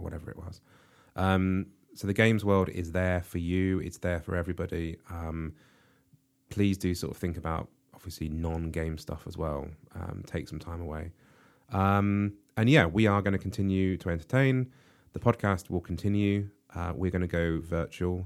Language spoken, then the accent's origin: English; United Kingdom; we in the U K